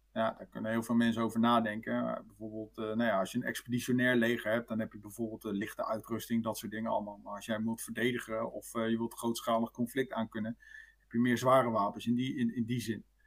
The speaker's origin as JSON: {"language": "Dutch", "country": "Netherlands", "said": "wij als Nederlander"}